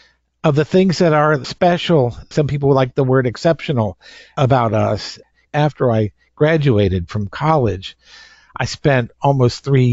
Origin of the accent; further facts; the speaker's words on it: Maryland, United States; I grew up mainly in Maryland